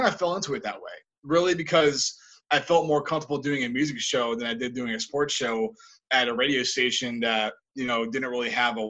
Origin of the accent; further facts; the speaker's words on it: Rhode Island, United States; I really wanted to get out of my home state. I really wanted to get out. And I guarantee there's probably people that either regret not leaving their home state in Rhode Island